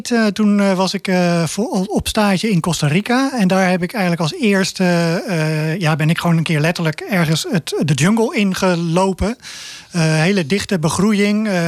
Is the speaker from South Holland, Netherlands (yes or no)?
yes; Zoeterwoude, South Holland, Netherlands; also born or lived in Leiden; Ik ben geboren in Leien, ja. Ik ben opgegroeid in de polder van ja, Zoeterwoude.